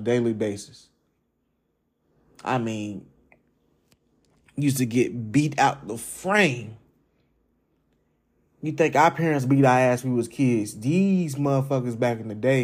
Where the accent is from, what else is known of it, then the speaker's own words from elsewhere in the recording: Jacksonville, Florida, United States; I'm from Jacksonville, Florida, Duval County. And see, when I was in school growing up